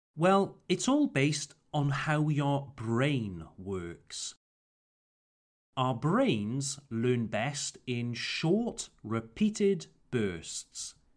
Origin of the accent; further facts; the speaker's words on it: Wales, United Kingdom; my home country, Wales